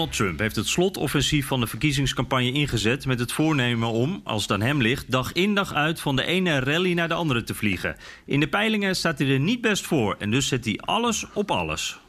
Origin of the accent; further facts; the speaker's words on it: Netherlands; wij als Nederlanders